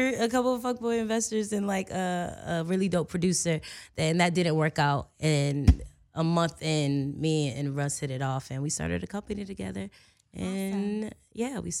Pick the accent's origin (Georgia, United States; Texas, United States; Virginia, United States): Virginia, United States; because, you know, I'm somewhat of a country girl. I'm from Virginia. All I know is, like, Virginia.